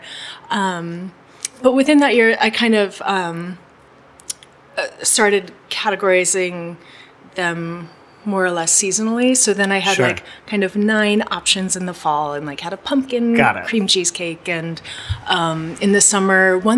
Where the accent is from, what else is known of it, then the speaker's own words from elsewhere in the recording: north of Seattle, Washington, United States; moved away as an adult; now in New York City, United States; I grew up north of Seattle on the West Coast